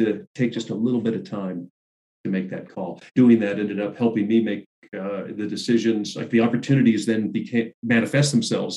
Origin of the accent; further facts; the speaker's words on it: Southern California, United States; I grew up in Southern California